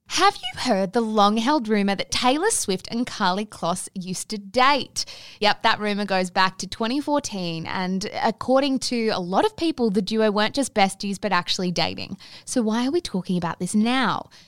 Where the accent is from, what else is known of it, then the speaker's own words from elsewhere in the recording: Australia; as Australian women